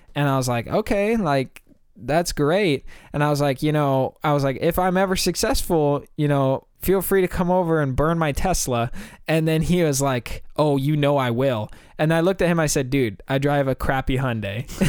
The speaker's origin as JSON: {"language": "English", "country": "United States", "said": "We're from America"}